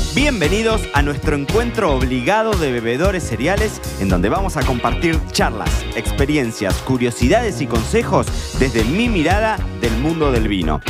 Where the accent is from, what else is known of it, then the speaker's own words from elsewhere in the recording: Argentina; nosotros como argentinos